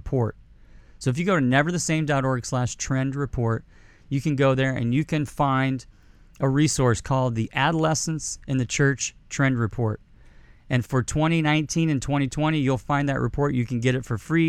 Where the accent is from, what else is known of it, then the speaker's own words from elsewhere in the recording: Indianapolis, Indiana, United States; my hometown, Indianapolis, Indiana.